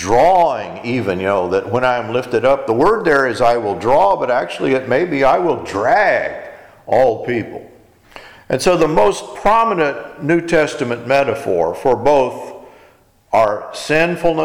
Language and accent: English; Texas, United States; I'm an American. I'm in Texas